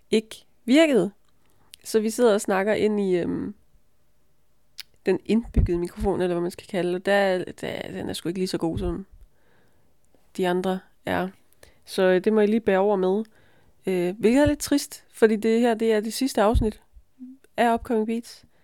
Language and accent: Danish; near Brylle, Funen, Southern Denmark, Denmark; tæt på, hvor jeg kommer fra